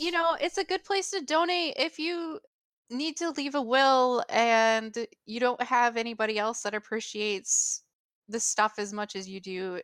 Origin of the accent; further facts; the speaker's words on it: United States; my perspective as an American